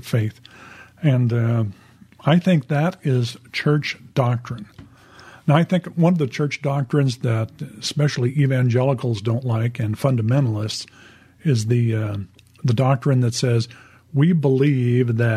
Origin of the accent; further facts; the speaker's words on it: Southern California, United States; I was raised with that in Southern California as a kid